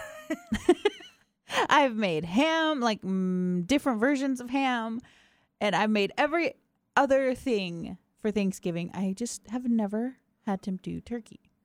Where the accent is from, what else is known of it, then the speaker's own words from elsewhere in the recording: Georgia, United States; I was raised in Georgia